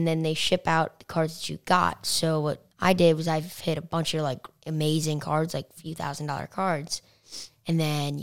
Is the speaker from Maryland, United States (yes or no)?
no; New York, United States; I'm from New York